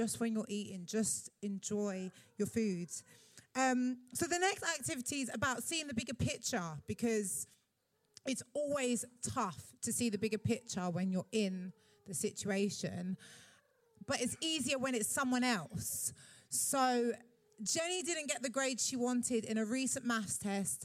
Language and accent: English; London, United Kingdom; as a Londoner